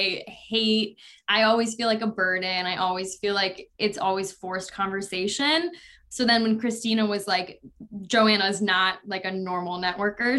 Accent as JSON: {"language": "English", "area": "a suburb of Chicago", "region": "Illinois", "country": "United States", "tie": "born or raised there", "moved": "yes", "lives_now": "New York City, United States", "said": "I grew up in a suburb of Chicago. So it's on like the west side"}